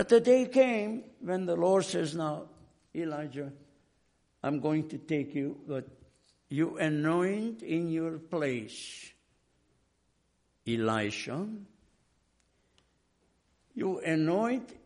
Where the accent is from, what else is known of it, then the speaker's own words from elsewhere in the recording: Hungary; moved away; I came from Hungary, where we were under Russian occupation after World War II